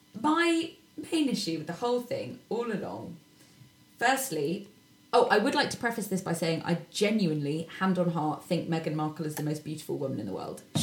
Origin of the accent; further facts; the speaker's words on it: United Kingdom; as a Brit.